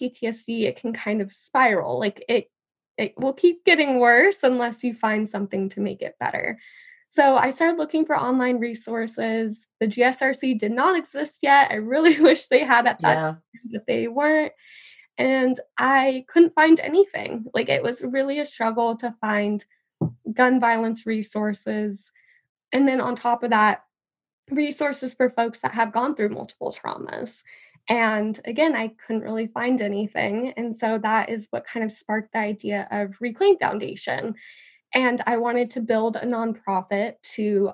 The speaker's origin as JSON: {"language": "English", "region": "California", "country": "United States", "tie": "born or raised there", "said": "my hometown was ravaged by the California wildfires"}